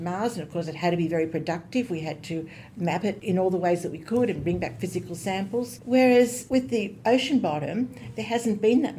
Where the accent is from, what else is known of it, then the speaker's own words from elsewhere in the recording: Goulburn, New South Wales, Australia; also born or lived in Cootamundra, Australia / London, United Kingdom / Sydney, Australia; I was born in Cootamundra. Early in my life, I moved to Goulburn